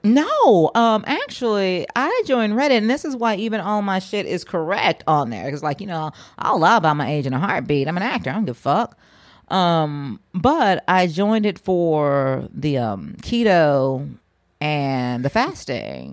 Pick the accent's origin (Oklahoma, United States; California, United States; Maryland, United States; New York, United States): Oklahoma, United States; I'm from Oklahoma